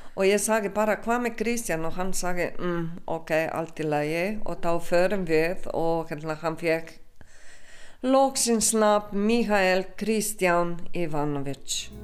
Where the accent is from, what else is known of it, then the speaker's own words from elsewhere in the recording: Slovenia; Icelandic is a second language; now in Iceland; ég er ekki Íslendingur ég er alltaf frá og verður alltaf frá Slovenju